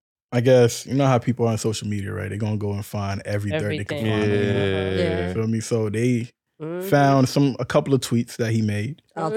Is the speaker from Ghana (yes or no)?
no; Côte d’Ivoire; I'm from Ivory Coast.